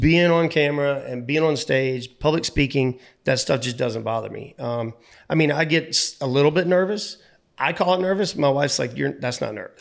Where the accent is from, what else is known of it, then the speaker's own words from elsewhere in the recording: North Myrtle Beach, South Carolina, United States; I was born in North Myrtle Beach